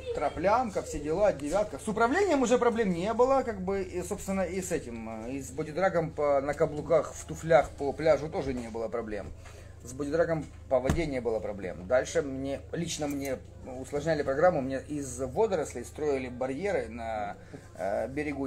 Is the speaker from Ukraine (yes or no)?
yes; Skadovsk, Kherson Oblast, Ukraine; я не коренной скотовчанин, к сожалению или к счастью. Я туда приехал во втором классе. Ну, там учился, учился, учился